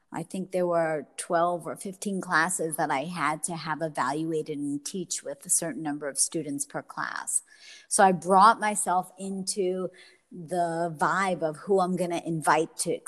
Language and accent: English; Brooklyn, New York, United States; accent: Brooklyn; now in Florida, United States; I think I lost my Brooklyn accent, Monica. I don't even have it anymore.